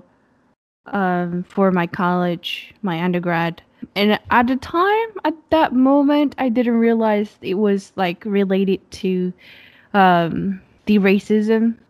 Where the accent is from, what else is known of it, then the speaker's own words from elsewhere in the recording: Japan; English is a second language; moved away as an adult; now in United States; I came to the States after I was born and raised for 18 years in Japan, came to the US